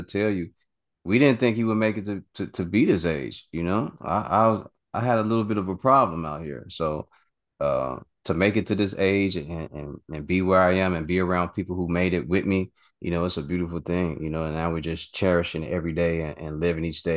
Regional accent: Chicago, Illinois, United States; I'm from Chicago

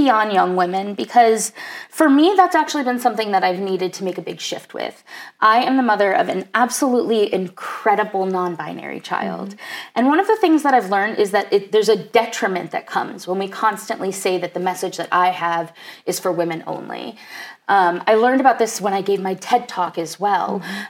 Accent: New York City, New York, United States; more about what I learned from being a New Yorker and living in New York City and needing to connect with people

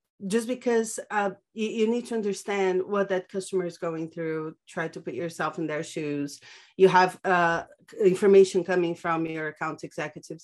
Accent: São Paulo, Brazil; moved away as an adult; now in Barcelona, Spain; I'm originally from Brazil, born and raised in São Paulo. I currently live in Barcelona, been here for 4 years now.

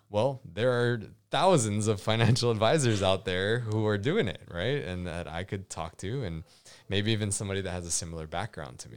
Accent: Hawaii, United States; I grew up in Hawaii

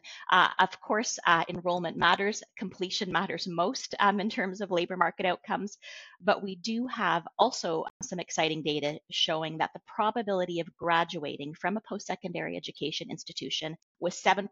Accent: Canada

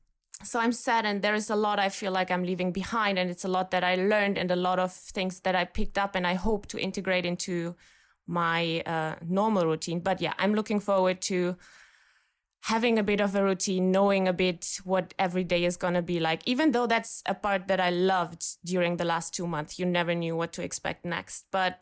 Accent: Germany; from Germany, solo traveling in Bali for about 2 months now.

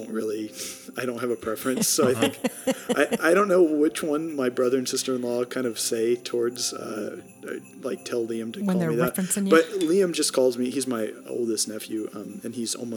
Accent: College Station, Texas, United States; also born or lived in St. Paul, Minnesota / Manhattan, Kansas; I grew up in College Station, Texas, mostly. I was actually born in the north in St. Paul, Minnesota

